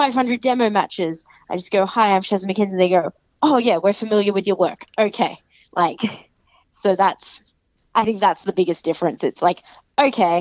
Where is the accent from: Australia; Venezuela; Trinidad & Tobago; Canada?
Australia; I'm Australian